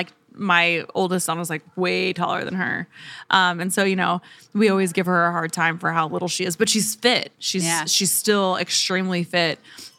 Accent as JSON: {"language": "English", "region": "Oklahoma", "country": "United States", "tie": "born or raised there", "said": "I grew up in Oklahoma."}